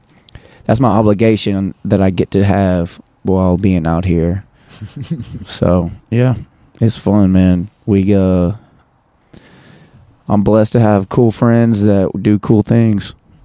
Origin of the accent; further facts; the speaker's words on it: Lafayette, Louisiana, United States; now in New Orleans, United States; Yeah. I'm from Lafayette, Louisiana. I live in New Orleans.